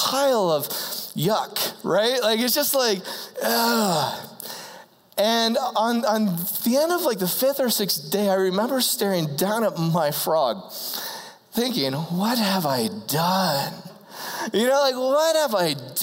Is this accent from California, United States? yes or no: no; Ohio, United States; I grew up in the country. I'm from Ohio.